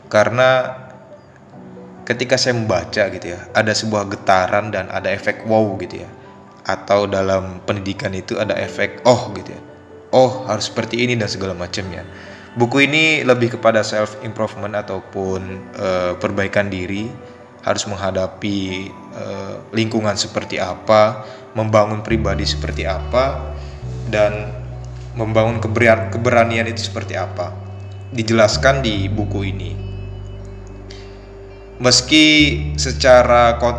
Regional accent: Anyer, Banten, Indonesia; asal dari Banten. Alamat tepatnya di Kampung Tegal, Desa Cikoneng, Kecamatan Anyer, kalau teman-teman tahu Anyer terkenal dengan pantainya

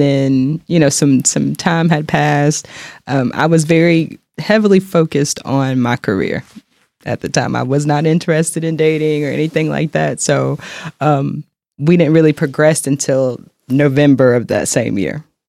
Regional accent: Charlotte, North Carolina, United States; moved away as an adult; now in Kansas City, United States; I'm originally from North Carolina, Charlotte, North Carolina

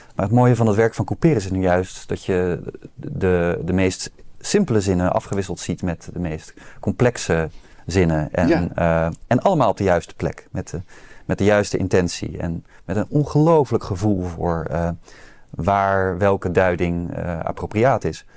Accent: Rotterdam, South Holland, Netherlands; ik als Rotterdammer moet zeggen dat ik natuurlijk uit een arbeidersmilieu kom

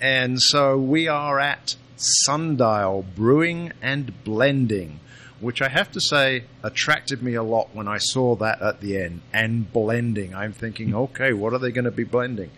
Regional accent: United Kingdom; now in Illinois, United States; I am the Brit

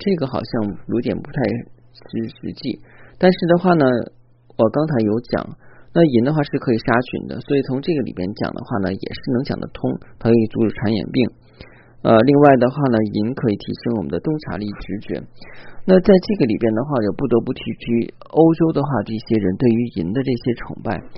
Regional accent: China; 包括我们中国人的话

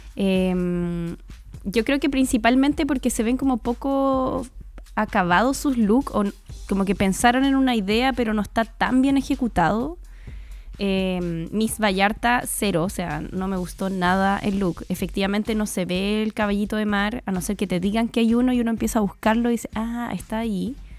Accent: Chile; los chilenos también tenemos

